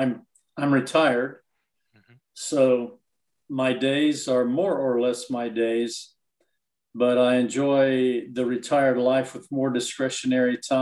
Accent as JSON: {"language": "English", "town": "Nashville", "region": "Tennessee", "country": "United States", "tie": "born or raised there", "moved": "yes", "said": "I grew up in Nashville, Tennessee"}